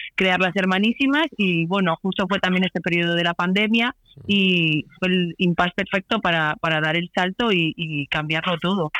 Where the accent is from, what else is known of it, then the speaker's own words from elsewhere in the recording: Santander, Cantabria, Spain; moved away as an adult; also born or lived in Barcelona; somos de aquí, de Santander